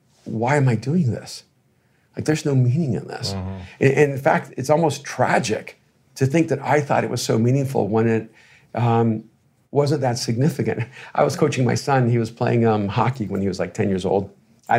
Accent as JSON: {"language": "English", "country": "El Salvador", "said": "I played sports, right? You know, and I'm from El Salvador. I should have been playing soccer"}